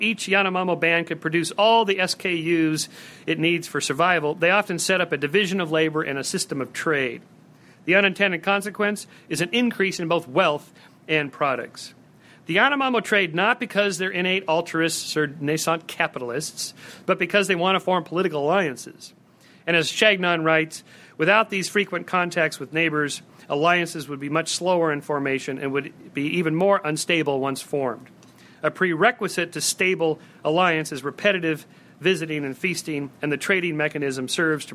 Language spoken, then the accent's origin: English; California, United States; I'm from California